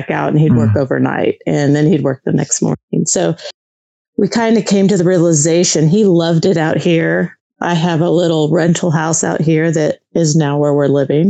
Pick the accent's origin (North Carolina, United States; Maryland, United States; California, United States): California, United States; West Covina; moved away as an adult; now in Missouri, United States; I grew up in Southern California, in a town just west of LA, so West Covina area